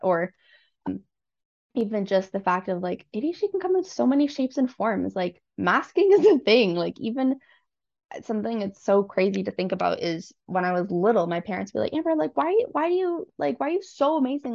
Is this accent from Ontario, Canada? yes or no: yes; Newmarket, Ontario, Canada; I was born and raised in Newmarket